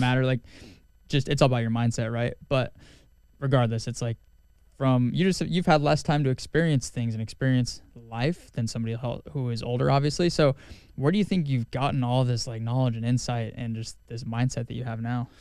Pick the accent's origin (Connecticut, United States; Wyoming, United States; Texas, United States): Wyoming, United States; growing up in Wyoming